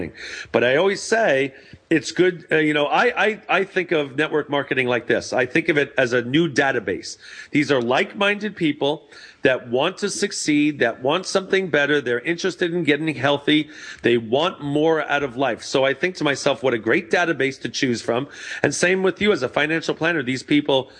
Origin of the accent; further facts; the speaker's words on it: New York, United States; also born or lived in Long Island, New York; now in Santa Clarita, United States; I'm a New York boy